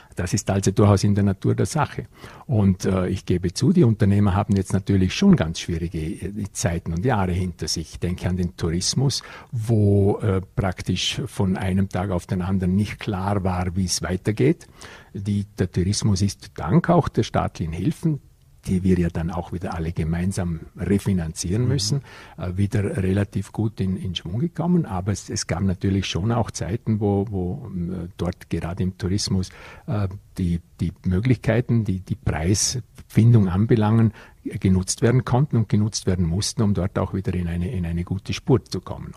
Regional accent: Vorarlberg, Austria; bei uns im Ländle in Vorarlberg.

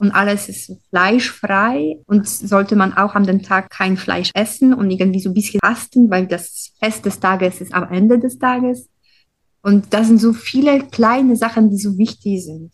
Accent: Poland; German is a second language; moved away as an adult; now in Bonn, Germany; ich komme aus Polen und ähm, ich bin hier in Bonn schon seit zehn Jahren

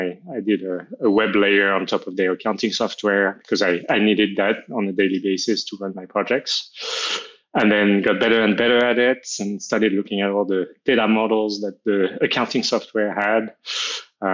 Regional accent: France; I'm from France. I moved around a lot in France. I only lived in Paris when I was very little, but I've always loved Paris, and that's where I live now.

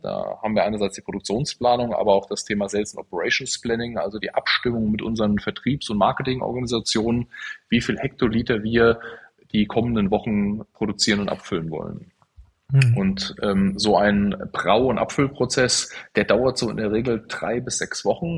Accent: Central Hesse, Germany; eine Lehre zum Speditionskaufmann zu machen in Mittelhessen, da wo ich aufgewachsen bin.

